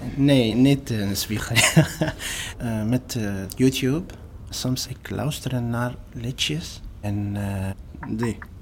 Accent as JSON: {"language": "Dutch", "town": "Homs", "region": "Homs Governorate", "country": "Syria", "tie": "born or raised there", "also_born_or_lived": "Aleppo", "second_language": "Dutch", "moved": "as an adult", "lives_now": "Utrecht, Netherlands", "said": "Ik kom uit Syrië"}